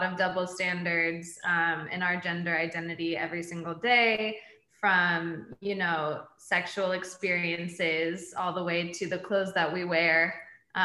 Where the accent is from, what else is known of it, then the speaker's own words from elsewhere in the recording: Los Angeles, California, United States; now in St. Louis, United States; I am originally from Los Angeles, but now I live in St. Louis